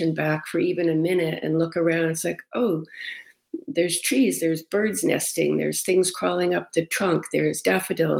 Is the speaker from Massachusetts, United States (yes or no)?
yes; Cape Cod, Massachusetts, United States; moved away; also born or lived in Rochester, New York; I grew up on Cape Cod and lived in Massachusetts for a while, but I lived in Rochester a lot for a long time